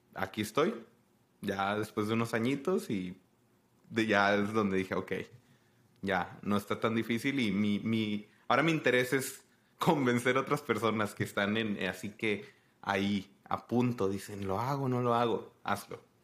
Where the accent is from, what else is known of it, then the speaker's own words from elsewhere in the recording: Tijuana, Baja California, Mexico; moved away as an adult; now in United States; yo soy de Tijuana, que es la frontera arriba